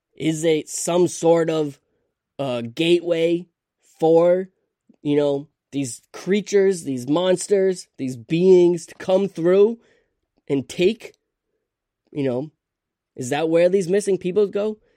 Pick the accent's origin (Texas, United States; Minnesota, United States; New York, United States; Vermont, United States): Vermont, United States; I'm from Vermont